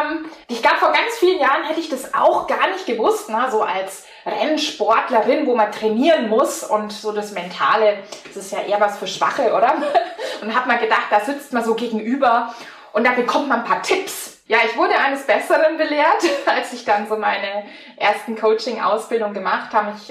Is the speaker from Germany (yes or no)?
yes; Bavaria, Germany; born there; accent: Franconian; now in Blaustein, Germany; komme gebürtig aus Franken. Manche hören das dann auch am Dialekt.